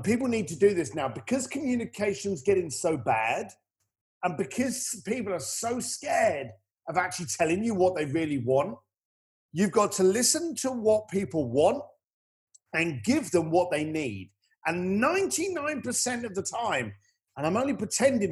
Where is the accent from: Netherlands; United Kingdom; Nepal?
United Kingdom; accent: British; I'm British